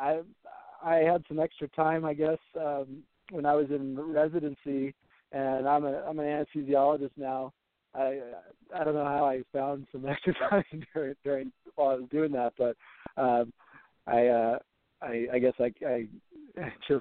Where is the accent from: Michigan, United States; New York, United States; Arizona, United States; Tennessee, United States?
Arizona, United States; my best friend and I, Matt Nebaker, we grew up together in Arizona